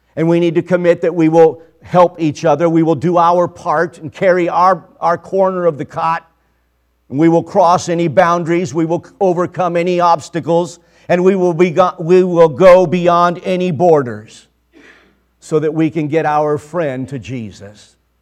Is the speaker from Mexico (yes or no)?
yes; Mexico; I was born in Mexico. Uh, we lived on or near the border for most of my life.